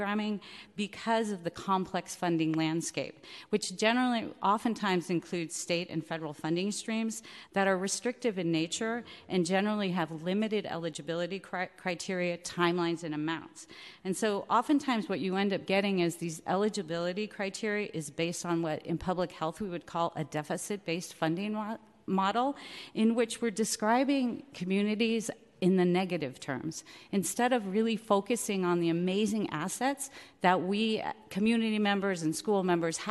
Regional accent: San Francisco, California, United States; I am from San Francisco. I grew up here. I went to San Francisco schools

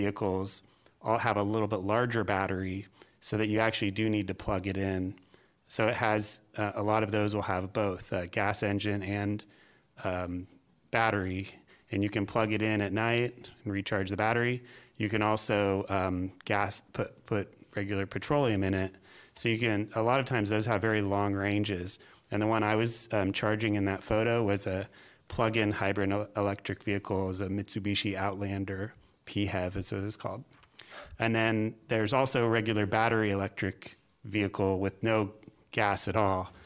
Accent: California, United States; moved away as an adult; now in Springfield, Virginia, United States; I am originally from California

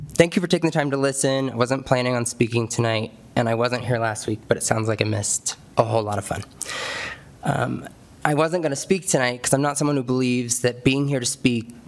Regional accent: Castle Rock, Colorado, United States; I grew up here in Castle Rock, graduated from Douglas County High School, did my student teaching here, moved away for a bit, school and such, and now moved back, purchasing my first home just a couple years ago.

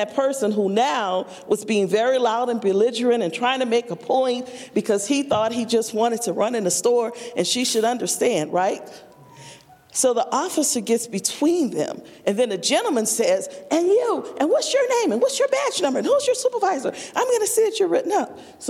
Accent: the South, United States; But because I'm from the South, I'm gonna be polite and listen to you

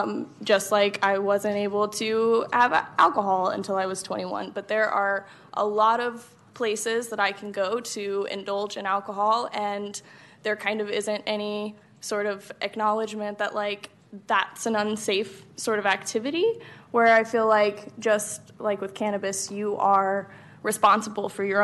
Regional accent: Texas, United States; moved away as an adult; now in California; So I am originally not from California. I came all the way from Texas. I drove myself here about 2 years ago.

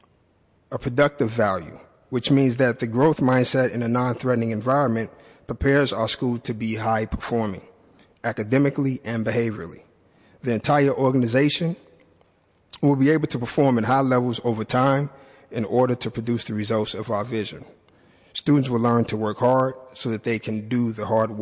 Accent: Chicago, Illinois, United States; moved away as an adult; now in San Francisco, United States; I am from Chicago. I attended Chicago Public Schools

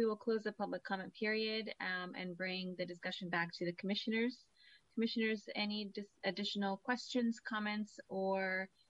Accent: Central Valley, California, United States; We live in the Central Valley area, and I grew up in the Central Valley

